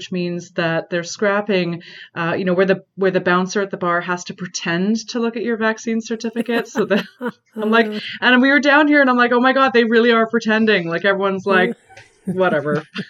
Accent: Canada; also born or lived in Toronto; as a Canadian, we're still very cautious here.

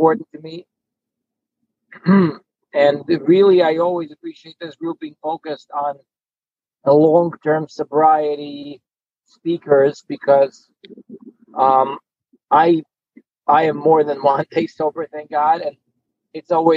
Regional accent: Ukraine; moved away; I grew up in Ukraine

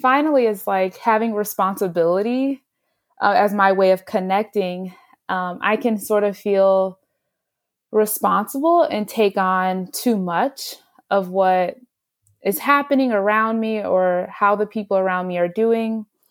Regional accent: Houston, Texas, United States; moved away as an adult; now in New Jersey, United States; I grew up in Houston

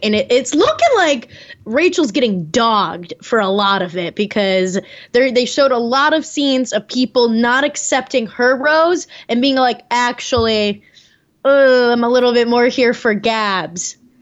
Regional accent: Naperville, Illinois, United States; Mario's from Naperville. He's from my hometown.

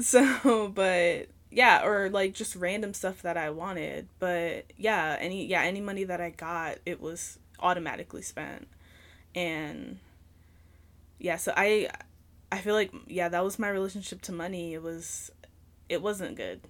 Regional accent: New York, United States; moved away; also born or lived in Virginia; I'm from New York originally, so I just lived in a lot of apartments. I never lived in a house until we moved to Virginia

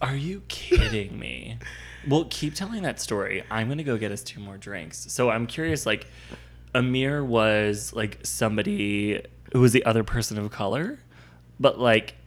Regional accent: Northeast, United States; growing up in the Northeast

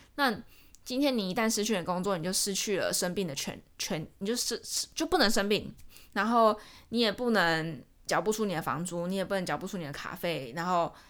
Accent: Taiwan; moved away as an adult; now in Georgia, United States; 我身在台湾，我私也要在台湾

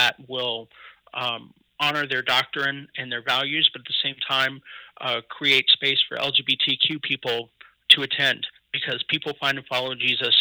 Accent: Kansas City, Missouri, United States; also born or lived in Columbia, Missouri; I'm originally from Kansas City, Missouri, and Columbia, but my parents divorced when I was two, and my dad stayed in Columbia, my mom moved to Kansas City

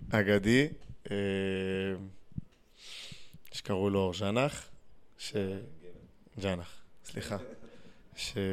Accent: Ashdod, Southern District, Israel; במקור אני אשדודי, גדלתי בהפועל אשדוד

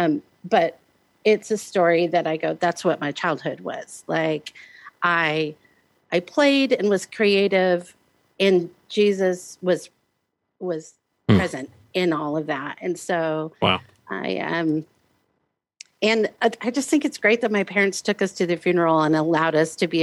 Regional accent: Omaha, Nebraska, United States; Originally Omaha, Nebraska.

